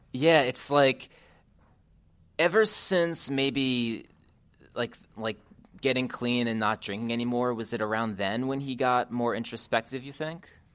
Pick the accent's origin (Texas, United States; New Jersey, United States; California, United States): New Jersey, United States; I was an emo and pop punk kid growing up in New Jersey